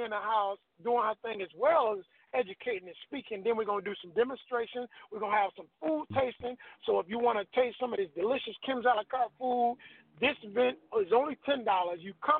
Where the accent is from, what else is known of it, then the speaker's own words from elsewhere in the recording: Tulsa, Oklahoma, United States; moved away as an adult; also born or lived in Little Rock, Arkansas / Racine, Wisconsin; now in Atlanta, United States; When I left Racine, Wisconsin, I was born in Little Rock, Arkansas, raised up partially in Tulsa, Oklahoma, moved to Wisconsin with moms. And when I left there in 95, my friends told me, you don't know nobody in Atlanta.